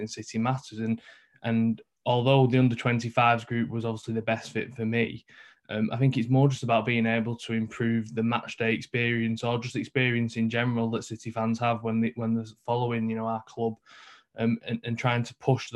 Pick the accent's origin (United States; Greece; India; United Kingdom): United Kingdom; Manchester, North West England; I'm from New Moston, so up in the north of Manchester